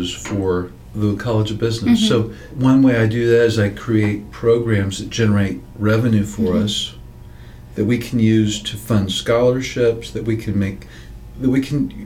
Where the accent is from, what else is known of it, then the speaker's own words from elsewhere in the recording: Kansas City, Missouri, United States; now in Arkansas, United States; I'm originally from Kansas City, Missouri.